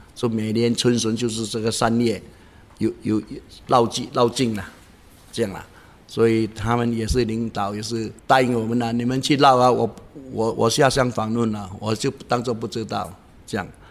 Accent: Singapore; 我是在韭菜坝出世的啦，在那边长大

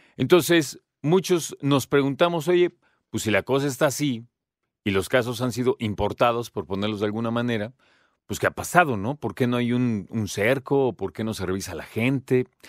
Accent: Mexico; como mexicanos

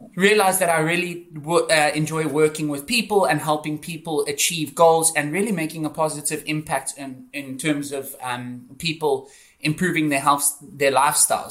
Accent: Johannesburg, Gauteng, South Africa; moved away as an adult; also born or lived in Cape Town; I'm from South Africa. I grew up in in Johannesburg

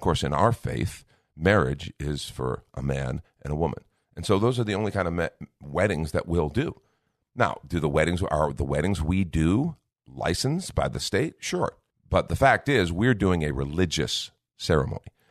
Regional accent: United States; I'm first a Christian, then I'm an American

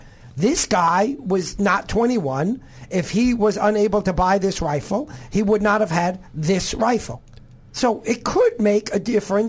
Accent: New York, United States; moved away; I'm originally from New York, so I have to know how to parallel park.

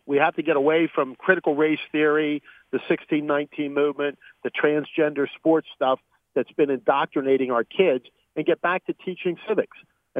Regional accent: Pennsylvania, United States; also born or lived in Brazil; No, I came here as a toddler, Rick, so I've been in America all my life and been in Pennsylvania.

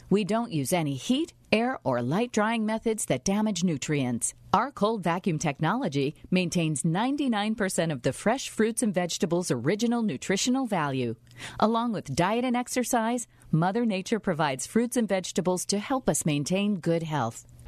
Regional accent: West Coast, United States; born and raised on the West Coast

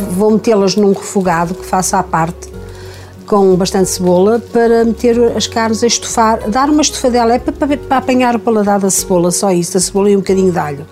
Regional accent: Paredes, Norte, Portugal; Aqui em casa, na, que é a casa onde eu nasci

